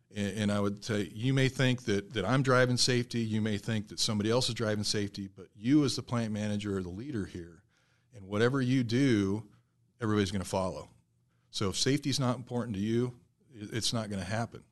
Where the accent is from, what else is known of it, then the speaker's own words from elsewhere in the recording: South Central Nebraska, United States; moved away; also born or lived in Michigan; I grew up in South Central Nebraska